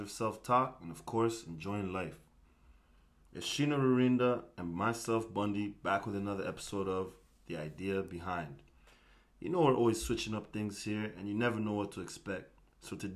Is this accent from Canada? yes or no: yes; Toronto, Ontario, Canada; moved away as an adult; now in Edmonton, Canada; I'm a Canadian-born Rwandan who was born in Toronto, Canada. Big up Toronto, T.6 side, you know? But I moved to Edmonton actually 7 years